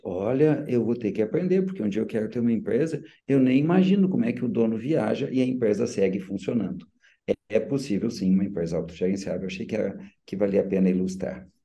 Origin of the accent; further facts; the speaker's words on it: São Borja, Rio Grande do Sul, Brazil; moved away as an adult; quando retornei para minha terra natal, que é onde eu moro até hoje